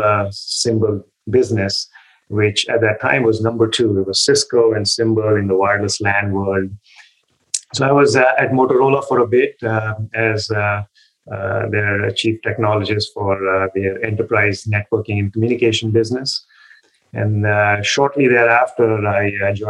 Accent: India; moved away as an adult; also born or lived in Delhi, India / Cambridge, United States; I was born and brought up in India.

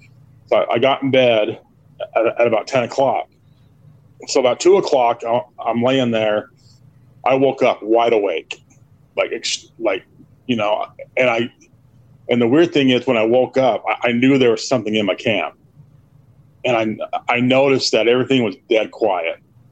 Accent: Utah, United States; I'm from Utah. But I was born there.

